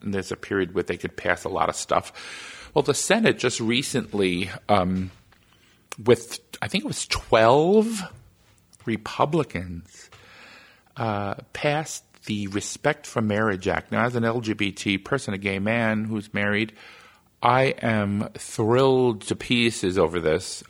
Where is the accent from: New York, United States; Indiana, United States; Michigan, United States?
New York, United States; my home state of New York